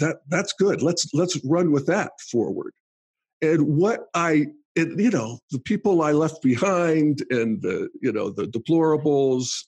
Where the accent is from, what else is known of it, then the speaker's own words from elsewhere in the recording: Western Pennsylvania, United States; moved away; I grew up in Western Pennsylvania, conservative traditionalism